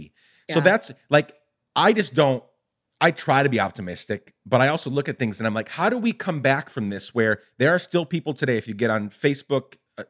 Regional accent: Chicago, Illinois, United States; Because you're talking about, you know, the 70s and the 80s growing up in Chicago, and we could go back not just decades, but hundreds of years.

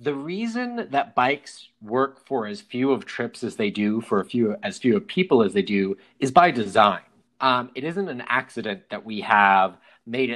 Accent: Preston, Idaho, United States; moved away; my hometown, Preston, Idaho, where I grew up

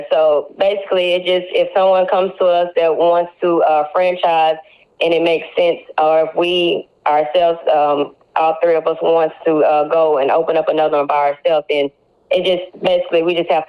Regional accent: Corsicana, Texas, United States; also born or lived in Houston; to come from Corsicana, that's like my home. I love Corsicana.

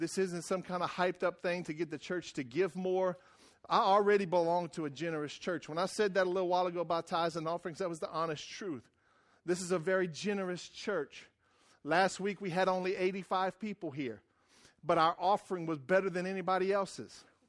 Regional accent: Louisiana, United States; moved away; I came from Wrangler, Louisiana, and I wore right white rubber boots, and we fished and cut sugarcane

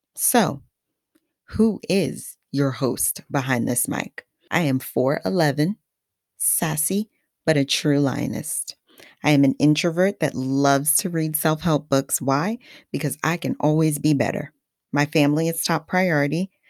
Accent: Haiti; first language Haitian Creole; English is a second language; now in New Jersey, United States; My place of birth is Haiti, my motherland, which is naturally makes English my second language and Creole my first language.

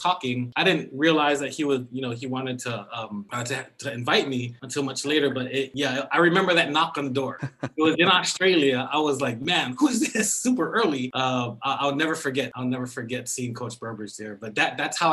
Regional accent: Fagaalu, American Samoa; moved away as an adult; also born or lived in Michigan; now in California, United States; I'm from the village of Fanga'alu, where the hospital is on the island in American Samoa.

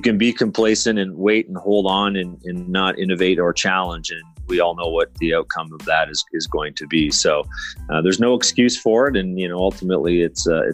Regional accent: Canada; I'm Canadian

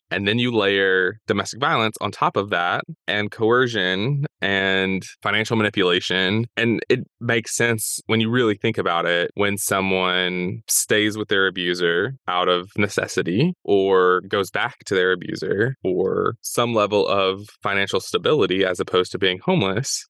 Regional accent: the South, United States; Growing up in the South, like we definitely did black eyed peas

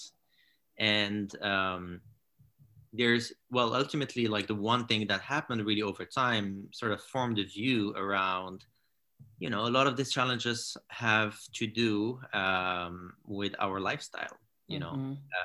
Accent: Morocco; moved away as an adult; also born or lived in France / United States; I grew up in Morocco. And then I studied in France and in the US

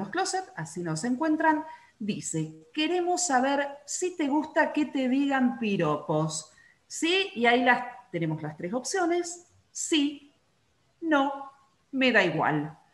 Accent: Córdoba, Argentina; 8.40 y soy cordobés.

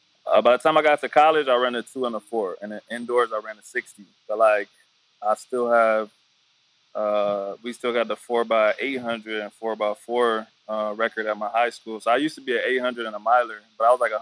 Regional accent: Killeen, Texas, United States; I'm from Killeen, Texas. I don't know if you know where Killeen is, but it's like Fort Hood.

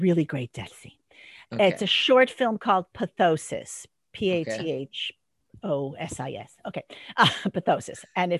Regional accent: Park Ridge, Illinois, United States; moved away as an adult; also born or lived in Kalamazoo, Michigan; now in Los Angeles, United States; I was very honored to play someone from my hometown, Parkridge, Illinois.

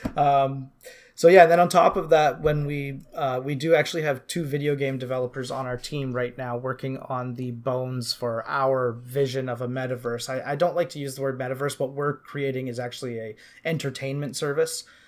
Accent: Canada; also born or lived in Vancouver Island, British Columbia; I'm from Canada. I live on Vancouver Island, just outside of Victoria

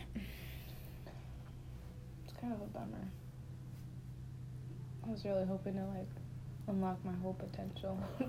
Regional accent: Arizona, United States; also born or lived in San Bernardino; I'm from Arizona. I live in Tempe, Arizona.

